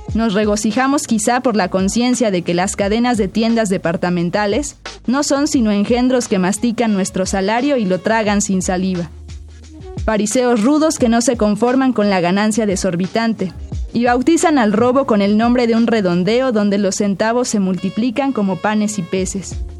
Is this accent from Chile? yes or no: no; Tlalnepantla, State of Mexico, Mexico; yo crecí en Tlalnepantla, en el Estado de México.